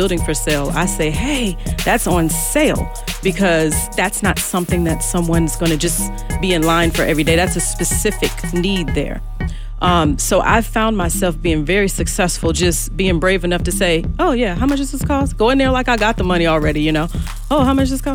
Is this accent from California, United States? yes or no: no; Chesterfield County, Virginia, United States; I was raised in Chesterfield County